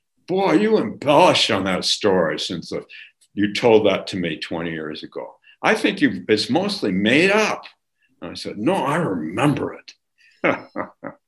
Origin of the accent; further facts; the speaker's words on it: California, United States; growing up in California